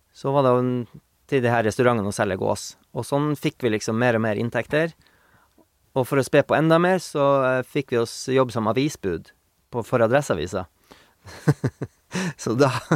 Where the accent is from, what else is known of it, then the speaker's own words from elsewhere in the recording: Bjørnevatn, Finnmark, Norway; now in Meråker, Norway; Jeg er jo fra Sandnes, Bjørnevatn, som ja. er ei mil utafor Kirkenes.